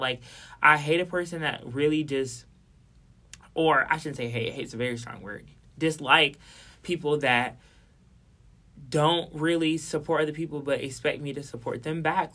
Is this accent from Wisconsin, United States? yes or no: yes; Milwaukee, Wisconsin, United States; I feel you from Milwaukee